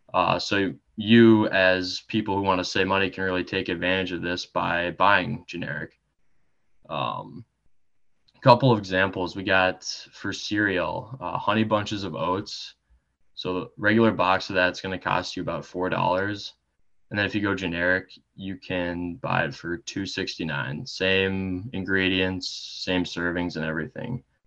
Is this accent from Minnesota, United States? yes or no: yes; Eden Prairie, Minnesota, United States; I am from Eden Prairie, Minnesota.